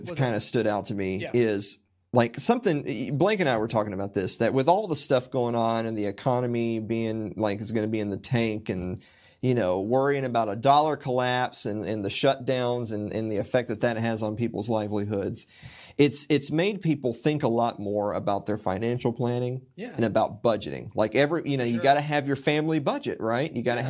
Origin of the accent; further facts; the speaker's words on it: Tennessee, United States; because like I'm from Middle Tennessee. I've lived here most of my life